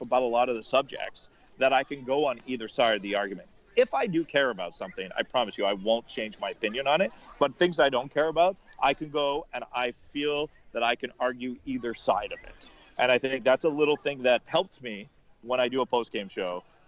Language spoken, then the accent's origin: English; Montreal, Quebec, Canada; I grew up in Montreal